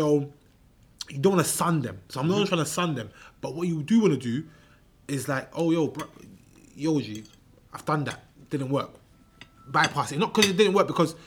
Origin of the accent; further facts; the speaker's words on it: United Kingdom; accent: Cockney; I'm British. I would say I'm Black British. I'm British born Ghanaian